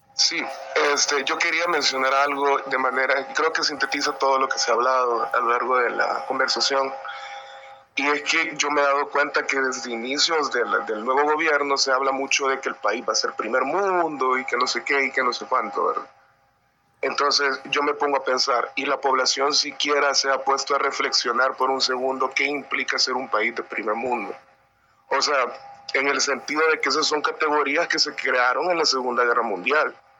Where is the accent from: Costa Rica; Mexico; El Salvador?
El Salvador; San Miguel; yo soy de San Miguel